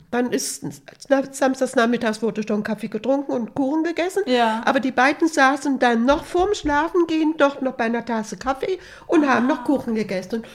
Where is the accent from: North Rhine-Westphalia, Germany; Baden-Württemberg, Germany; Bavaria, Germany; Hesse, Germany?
Hesse, Germany; Hessisch Lichtenau; samstags abends, da war ja bei uns in Hessisch-Lichtenau, da war das Kino und da war ein ganz großer Tanzsaal und da gab es auch immer Musik, eine Musikbox